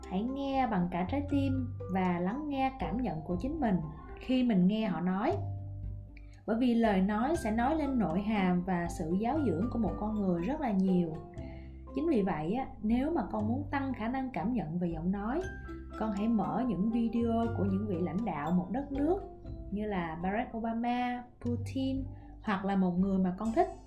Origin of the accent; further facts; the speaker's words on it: Mekong Delta, Vietnam; accent: Mekong Delta (miền Tây); mình còn là một cô gái miền tây với cái chất giọng cao cao the thé và rất là sởi lởi mình thì rất là ưng giọng miền tây của mình nó khá là thân thiện